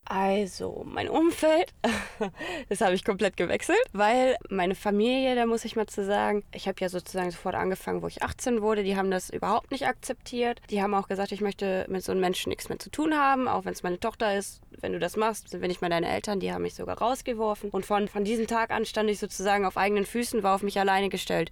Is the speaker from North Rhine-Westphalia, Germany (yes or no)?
yes; Hamm, North Rhine-Westphalia, Germany; moved away as an adult; also born or lived in Paderborn; now in Italy; ich bin in Hamm geboren, geboren und aufgewachsen, 18 Jahre lang